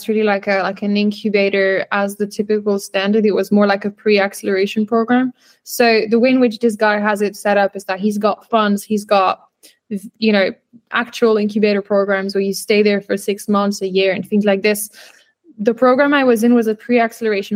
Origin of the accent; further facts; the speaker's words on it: France; moved away as an adult; also born or lived in United Kingdom / South Africa / Barcelona, Spain; growing up in France, then back and forth in the UK